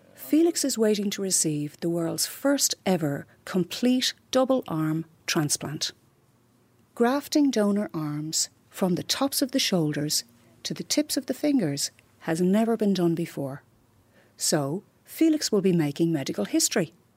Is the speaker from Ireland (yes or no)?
yes; Glenageary, Leinster, Ireland; moved away as an adult; now in Lyon, France; originally I'm from Glenageary, County Dublin